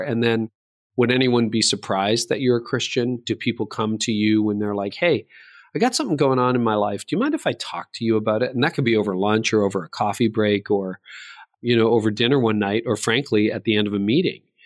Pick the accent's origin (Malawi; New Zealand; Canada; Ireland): Canada; I was born in Canada